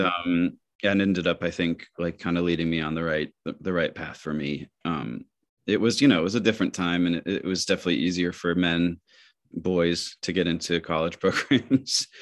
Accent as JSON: {"language": "English", "region": "Michigan", "country": "United States", "tie": "born or raised there", "moved": "yes", "said": "growing up in Michigan"}